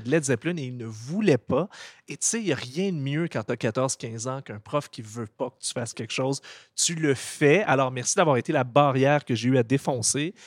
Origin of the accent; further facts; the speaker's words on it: Gatineau, Quebec, Canada; on a grandi à Gatineau, les deux.